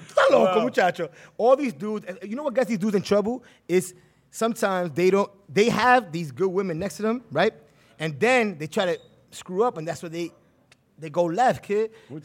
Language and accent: English; Manhattan, New York, United States; I'm from Manhattan, right, bro.